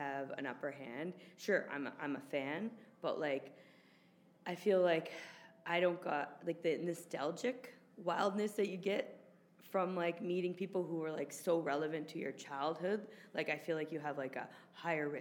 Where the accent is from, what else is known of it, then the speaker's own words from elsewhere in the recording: Toronto, Ontario, Canada; in my hometown, where my mom and dad can watch live. In the six